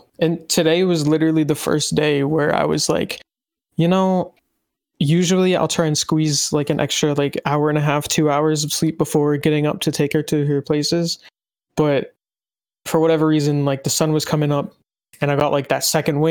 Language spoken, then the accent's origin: English; United States; growing up in the United States